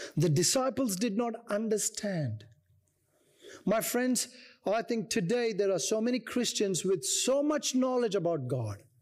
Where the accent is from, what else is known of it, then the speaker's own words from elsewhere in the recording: India; moved away; I come from India